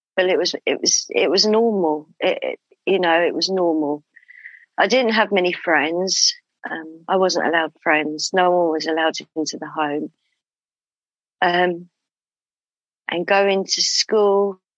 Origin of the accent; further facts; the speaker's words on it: London, United Kingdom; I was born in London. Um, and that's where I still live in London in the UK